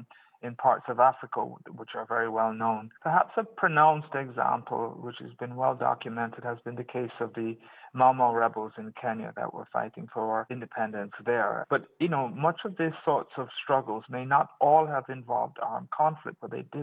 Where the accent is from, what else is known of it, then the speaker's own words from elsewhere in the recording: Jamaica; moved away; the life I had in Jamaica as a Jamaican.